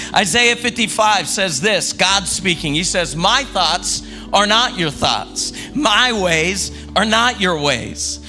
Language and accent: English; the South, United States; I grew up in the South